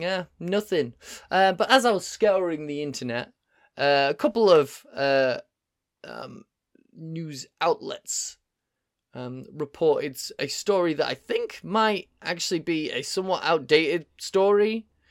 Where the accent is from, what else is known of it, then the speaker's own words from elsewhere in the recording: Yorkshire and the Humber, United Kingdom; I'm from Yorkshire. I'm from Yorkshire.